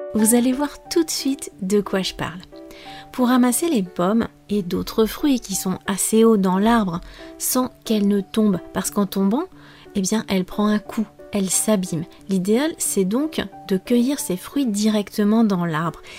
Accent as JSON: {"language": "French", "country": "France", "said": "je suis française"}